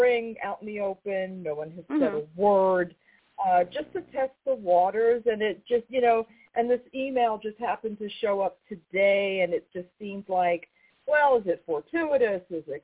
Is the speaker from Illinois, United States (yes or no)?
no; New York, United States; I'm from New York